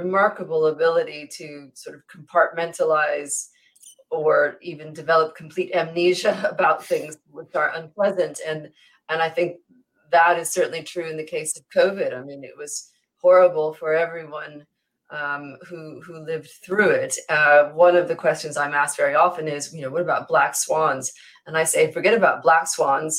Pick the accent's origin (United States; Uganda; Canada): United States; moved away as an adult; now in United Kingdom; I'm American by birth and have been living in the UK for 21 years